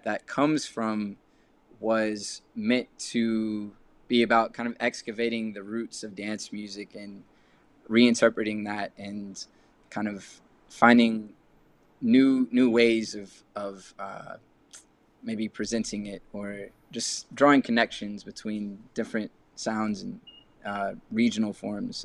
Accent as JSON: {"language": "English", "region": "Texas", "country": "United States", "tie": "born or raised there", "also_born_or_lived": "London", "moved": "yes", "said": "growing up in Texas"}